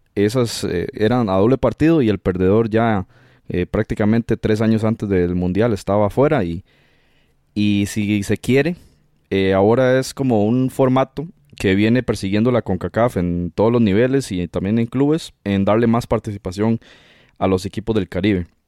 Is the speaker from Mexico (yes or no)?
no; Costa Rica; nosotros como costarricenses